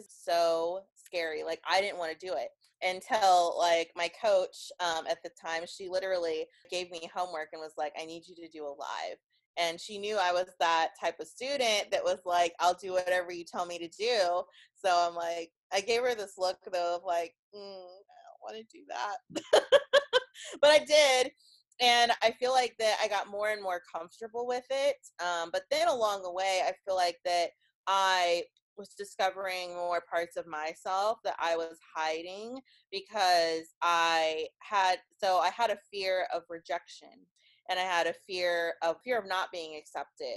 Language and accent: English; Kansas, United States; I'm from Kansas